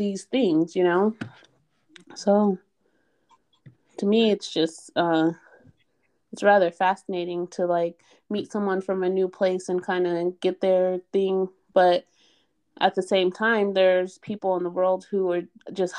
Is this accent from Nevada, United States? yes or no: yes; Reno, Nevada, United States; moved away as an adult; also born or lived in Baltimore; I'm from Reno. Nothing happened in Reno. Reno is very quiet. Well, it used to be back in the 80s and 90s when I was growing up